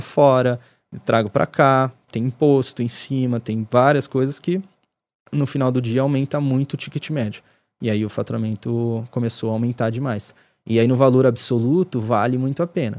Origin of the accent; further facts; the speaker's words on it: Ribeirão Pires, São Paulo, Brazil; onde eu cresci ali em Ribeirão.